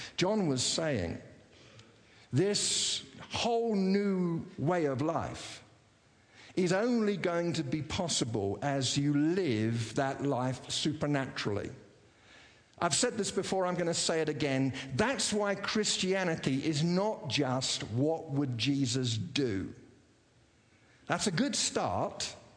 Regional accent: England, United Kingdom; moved away as an adult; now in United States; growing up in uh, England

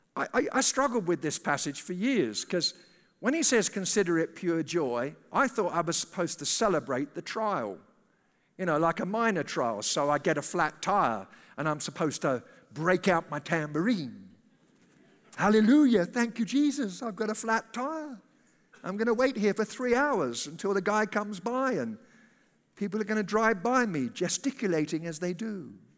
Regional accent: United Kingdom; moved away as an adult; now in United States; it's a British passport. I'm, uh, I'm not an American citizen. I'm a resident alien here.

